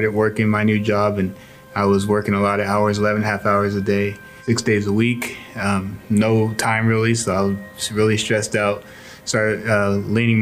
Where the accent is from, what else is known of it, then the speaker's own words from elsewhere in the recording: Fairfield, California, United States; moved away as an adult; now in Fresno, United States; I grew up in Fairfield, California